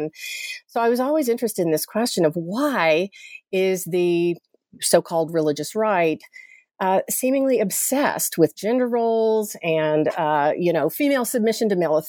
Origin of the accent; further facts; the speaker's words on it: Chattanooga, Tennessee, United States; I'm from Chattanooga, Tennessee, originally, and grew up Southern Baptist